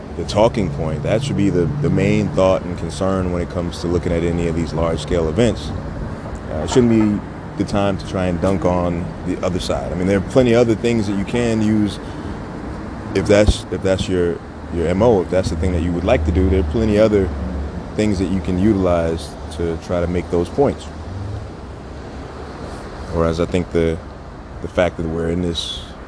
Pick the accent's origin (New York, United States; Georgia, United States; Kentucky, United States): New York, United States; New York City; I'm from the Sty, different neighborhoods, but we're all Brooklyn.